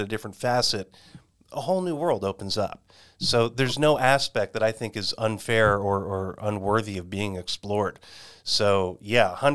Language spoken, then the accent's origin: English; Westchester, New York, United States; moved away as an adult; also born or lived in California; now in Arizona, United States; I'm also a former New Yorker myself. I was born and raised in Westchester.